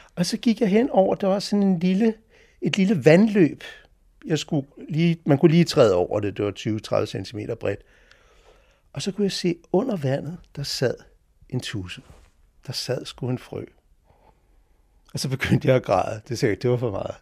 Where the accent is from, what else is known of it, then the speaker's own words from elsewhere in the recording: Sletten, Capital Region of Denmark, Denmark; moved away as an adult; also born or lived in Copenhagen / Japan / Italy / Switzerland; jeg er faktisk født her på Gamle Strandvej, øh, i det hus, der ligger foran det, hvor jeg bor nu, i 1958